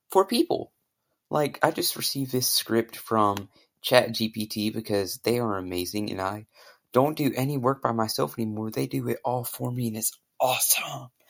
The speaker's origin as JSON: {"language": "English", "country": "United Kingdom", "said": "And I have a very good British accent, if you can't tell right now, because I'm British, obviously."}